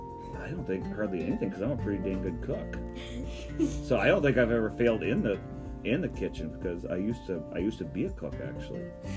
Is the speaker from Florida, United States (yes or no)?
no; Adams, Minnesota, United States; Adams, Minnesota, which is down about an hour and a half south of the cities.